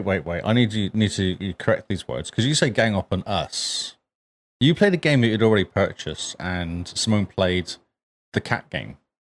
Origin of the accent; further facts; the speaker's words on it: England, United Kingdom; now in New Zealand; I'm English as well